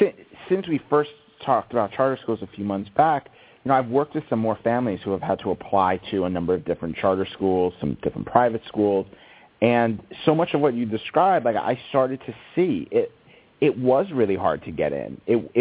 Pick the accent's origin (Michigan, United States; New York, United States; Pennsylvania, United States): New York, United States; also born or lived in East Coast; now in California, United States; the community I grew up in New York, where it was very siloed.